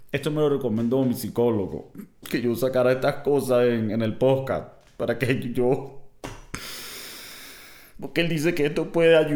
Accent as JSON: {"language": "Spanish", "town": "Valencia", "region": "Carabobo", "country": "Venezuela", "said": "soy de Valencia y cerca de Valencia hay una refinería donde refinan el petróleo para convertirlo en gas, gasolina, y hubo derrame y se jodió todo."}